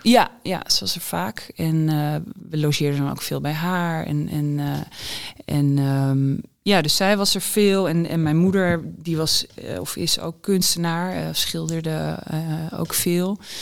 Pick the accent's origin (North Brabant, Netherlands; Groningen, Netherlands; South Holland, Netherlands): Groningen, Netherlands; de Borgmanschool in Groningen